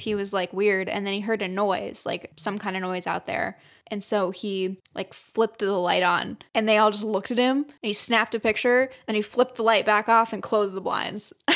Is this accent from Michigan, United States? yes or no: yes; Michigan, United States; growing up in Michigan